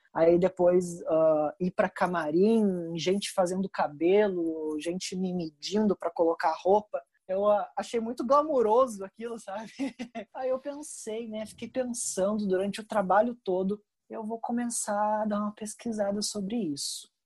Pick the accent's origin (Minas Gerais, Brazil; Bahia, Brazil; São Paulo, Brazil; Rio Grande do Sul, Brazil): Rio Grande do Sul, Brazil; eu sou do Rio Grande do Sul